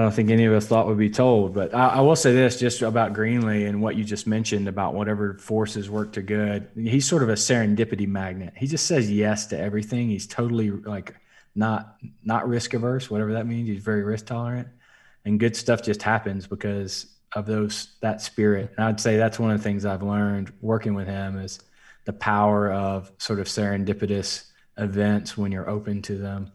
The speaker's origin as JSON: {"language": "English", "region": "South Alabama", "country": "United States", "tie": "born or raised there", "moved": "yes", "lives_now": "Oklahoma City, United States", "said": "I'm from South Alabama. I grew up in a town of three thousand"}